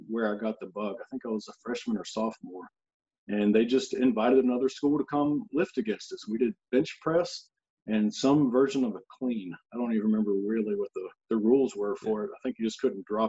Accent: North Carolina, United States; moved away as an adult; now in East Tennessee, United States; I originally grew up in North Carolina, which is just one state over, in a very similar area. It's pretty rural in general, small town

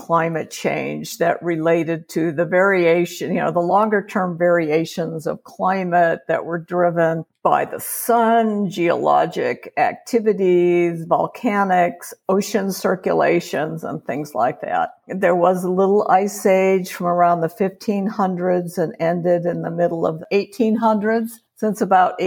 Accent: Chicago, Illinois, United States; moved away as an adult; also born or lived in Georgia; now in Reno, United States; I'm a Chicagoan and spent my early decades in Chicago

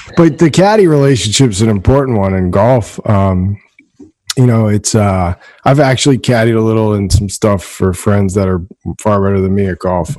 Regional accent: Danvers, Massachusetts, United States; I'm from Danvers

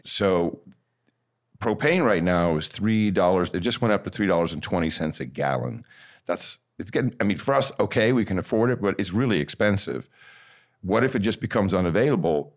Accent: Amsterdam, North Holland, Netherlands; now in United States; I grew up in Amsterdam

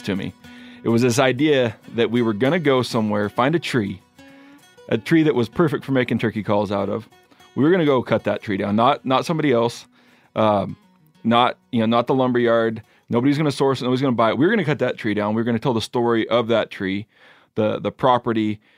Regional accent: Pacific Northwest, United States; Growing up in the Pacific Northwest

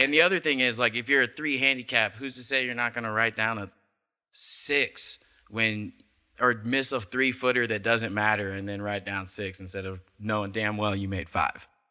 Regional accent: Midwest, United States; moved away; I'm from the Midwest

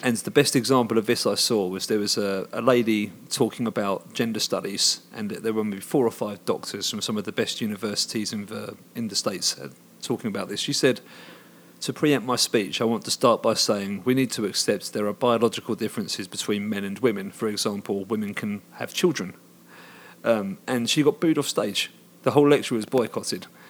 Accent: Hoddesdon, East of England, United Kingdom; moved away as an adult; now in Finland; where I grew up in Hoddesdon, back in the U K

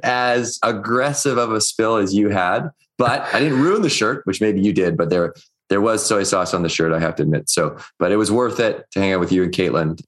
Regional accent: Victoria, British Columbia, Canada; I was growing up in Victoria, British Columbia, which is on Vancouver Island

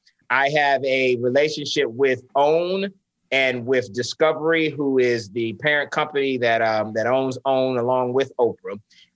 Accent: St. Petersburg, Florida, United States; because I grew up in St. Pete, Florida, and my high school was only 10% Black.

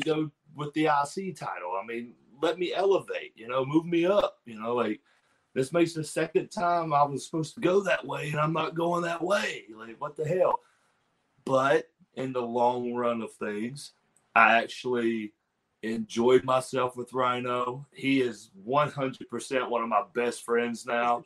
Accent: Pineville, West Virginia, United States; my actual hometown is Pineville, and it's only like 30 minutes away

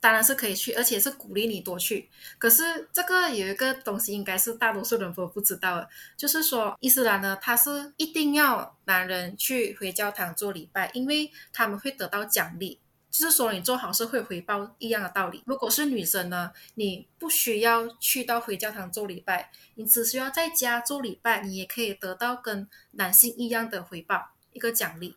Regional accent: Malaysia; 我们在马来西亚长大，尤其是非穆斯林，你知道我十三岁的时候，我才要进入，呃，就是中学，是那种政府学校的中学

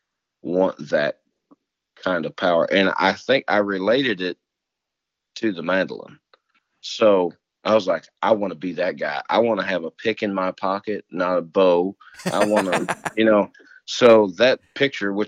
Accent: Jefferson County, Missouri, United States; I'm from Missouri. I'm from the county under St. Louis County

